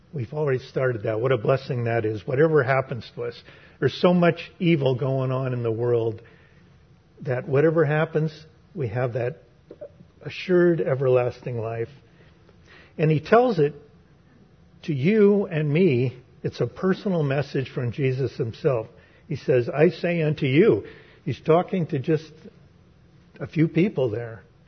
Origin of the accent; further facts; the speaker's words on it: San Francisco, California, United States; growing up in San Francisco